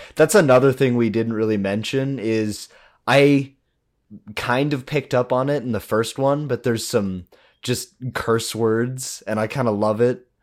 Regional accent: United States; growing up in America

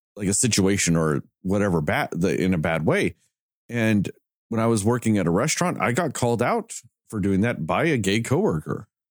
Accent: the South, United States; we're all from the South

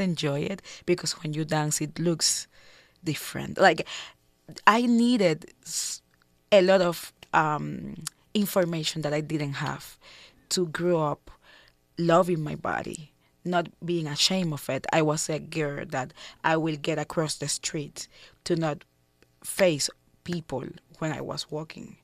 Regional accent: Havana, Cuba; I was born in Cuba

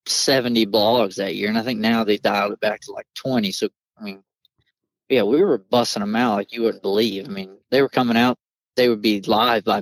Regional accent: Georgia, United States; moved away as an adult; also born or lived in Southeast Iowa; now in Iowa, United States; you don't see a deer in a field growing up in Georgia.

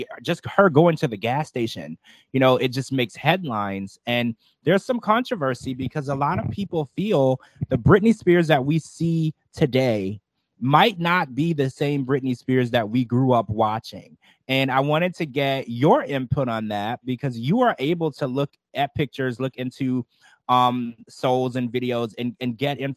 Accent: Baton Rouge, Louisiana, United States; I grew up in Baton Rouge, Louisiana

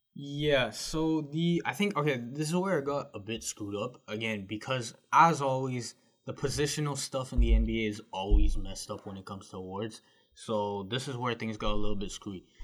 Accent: Canada; as a Canadian

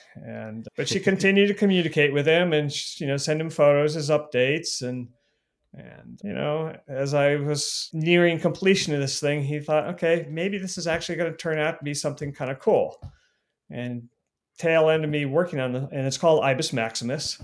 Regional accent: Northeast Ohio, United States; now in Fort Bragg, United States; I am from Northeast Ohio

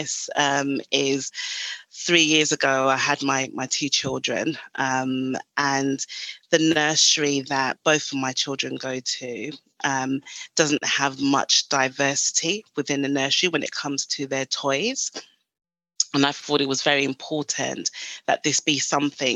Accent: Ghana; moved away; So originally I'm from Ghana in West Africa.

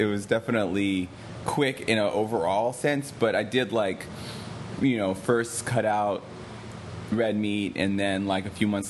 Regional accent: New York, United States; I'm from New York. 16-year-old, Lower East Side, Washington

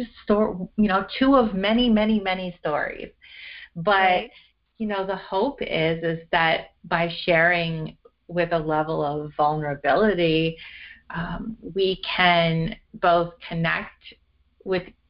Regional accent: Canada; born or raised there

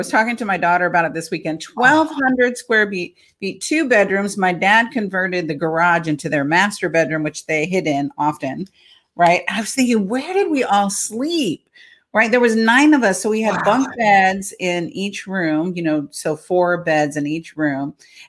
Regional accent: Imperial Beach, California, United States; I'm a native Californian. You don't find many of us left around in California. So born and raised in San Diego, a little small town south of San Diego, a border town in Imperial Beach, California. I was one of 9 kids.

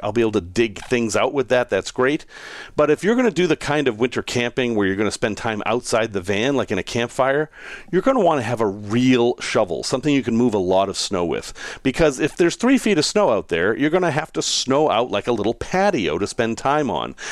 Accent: New England, United States; moved away; I grew up in New England and we had a lot of snow and I enjoyed it.

